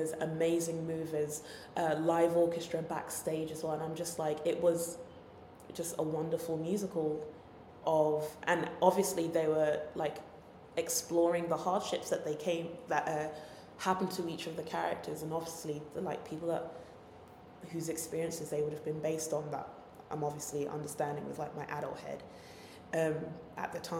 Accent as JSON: {"language": "English", "region": "London", "country": "United Kingdom", "said": "I'm a Londoner"}